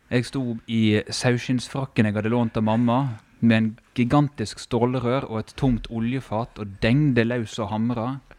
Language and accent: Norwegian; Førde, Vestland, Norway; barndommen i Førde